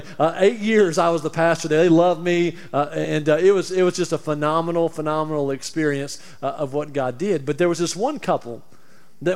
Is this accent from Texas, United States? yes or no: no; Alabama, United States; moved away; also born or lived in Tampa; I'm from Alabama